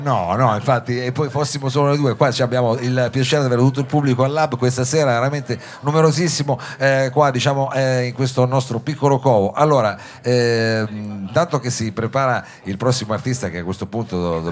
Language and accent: Italian; Turin, Piedmont, Italy; siamo torinesi